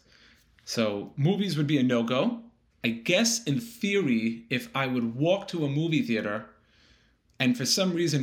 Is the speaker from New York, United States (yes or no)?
yes; New York City, New York, United States; Born and raised in Sheepshead Bay, Brooklyn, New York